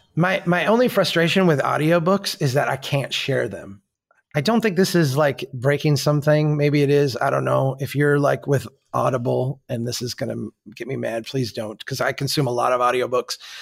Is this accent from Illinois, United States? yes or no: no; Minnesota, United States; As a Minnesotan